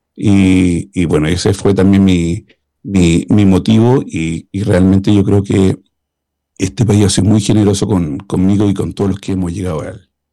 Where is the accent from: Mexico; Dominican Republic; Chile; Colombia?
Chile; now in Sweden; Soy chileno, vivo en Suecia